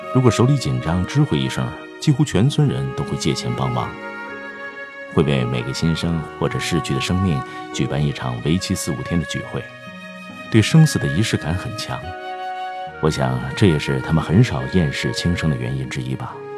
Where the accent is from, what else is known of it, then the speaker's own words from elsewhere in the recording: a small town near Mount Emei, Sichuan, China; 我的老家在靠近峨眉山的一个小镇上， 环境气候和峨眉山一样， 只是没有开发出来